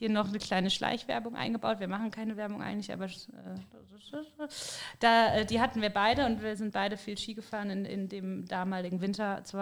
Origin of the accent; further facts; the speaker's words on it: Bensberg, North Rhine-Westphalia, Germany; Wir sind ja, also genau genommen kommen wir aus Bensberg.